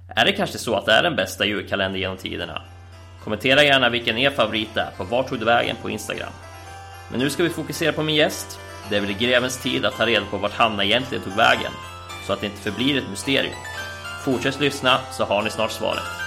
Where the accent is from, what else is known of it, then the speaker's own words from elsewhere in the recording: Köping/Arboga area, Västmanland, Sweden; från mina hemtrakter